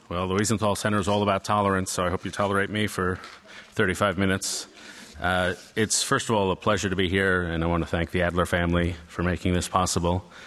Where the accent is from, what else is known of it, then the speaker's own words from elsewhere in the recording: New York City, New York, United States; I grew up in Stuyvesant Town and went to Grace Church School, uh, on 10th Street and Broadway